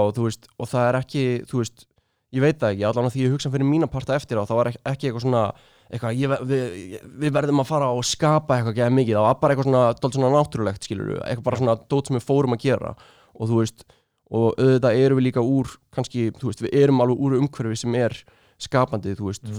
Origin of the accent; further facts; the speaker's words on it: Reykjavík, Capital Region, Iceland; þegar maður er í Östubarskóla